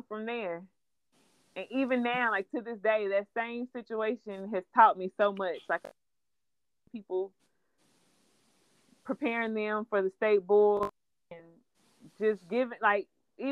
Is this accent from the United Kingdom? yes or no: no; Clarksville, Tennessee, United States; born and raised in Clarksville. Haven't lived anywhere.